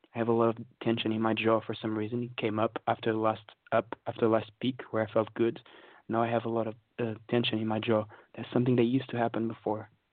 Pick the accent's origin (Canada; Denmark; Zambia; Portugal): Portugal; now in London, United Kingdom; I'm from uh, Portugal